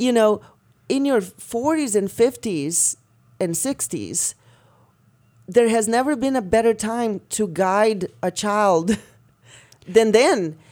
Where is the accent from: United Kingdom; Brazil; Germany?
Brazil; moved away; Growing up in Brazil